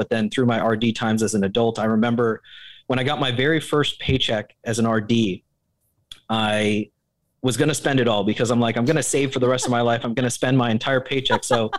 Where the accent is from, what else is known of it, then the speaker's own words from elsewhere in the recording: Japan; Growing up in Japan, you know, you come to love sushi